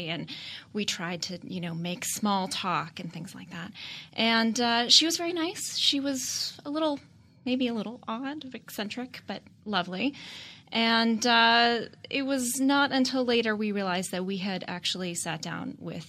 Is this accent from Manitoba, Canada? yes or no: no; Toronto, Ontario, Canada; So I lived in the suburbs of Toronto, and I was with my parents at a farmer's market